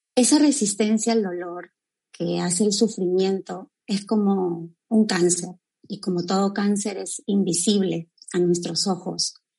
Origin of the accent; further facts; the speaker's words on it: Cajamarca, Peru; now in Trujillo, Peru; yo estoy desde Trujillo, raíz con Trujillo, pero bueno, nací en, en Cajamarca, es la sierra peruana